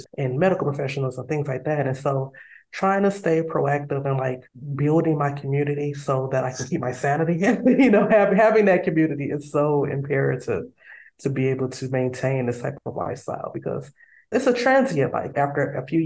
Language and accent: English; United States; moved away as an adult; also born or lived in South Korea; now in Oman; they hear my accent. I say, oh, America, USA